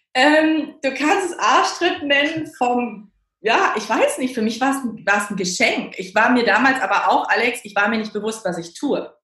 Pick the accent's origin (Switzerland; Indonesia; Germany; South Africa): Germany; Cologne, North Rhine-Westphalia; now in Berlin, Germany; ich komme ja gebürtig aus Köln, ne? also ich bin ja so eine rheinländische Frohnatur